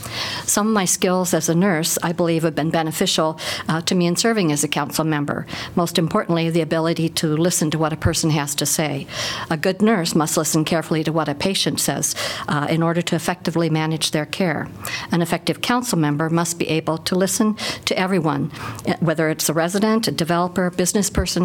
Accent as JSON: {"language": "English", "town": "Des Moines", "region": "Iowa", "country": "United States", "tie": "born or raised there", "moved": "as an adult", "lives_now": "Iowa City, United States", "said": "I've lived in Iowa City for almost 50 years now. I grew up in Des Moines and came to Iowa City shortly after graduating from high school"}